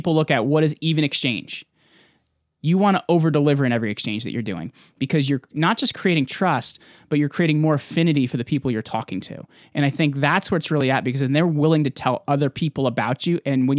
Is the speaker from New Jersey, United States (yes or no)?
yes; New Jersey, United States; I'm from Jersey, by the way, so I talk crazy fast.